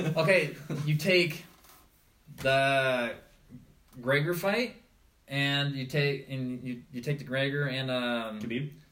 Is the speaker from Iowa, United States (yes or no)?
yes; Iowa, United States; born or raised there; moved away